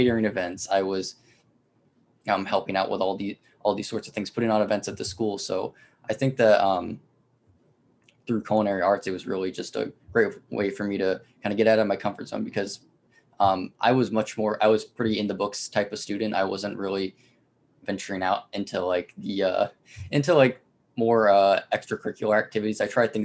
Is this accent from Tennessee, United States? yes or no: no; Leesburg, Florida, United States; now in DeLand, United States; I'm born and raised in Leesburg, Florida